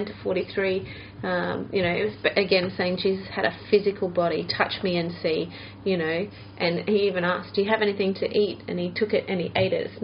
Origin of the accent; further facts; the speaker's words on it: Australia; I still did things the Aussie way, and I still felt like an Aussie